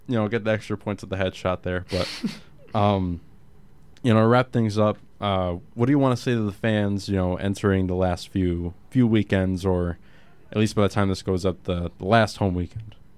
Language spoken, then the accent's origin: English; Connecticut, United States; Grew up in Connecticut, Islanders guy all the way